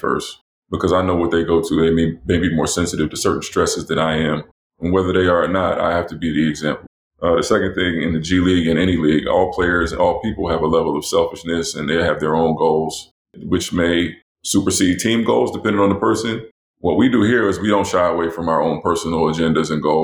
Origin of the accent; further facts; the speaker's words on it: New Jersey, United States; moved away as an adult; also born or lived in North Carolina / Europe / Florida; I grew up in New Jersey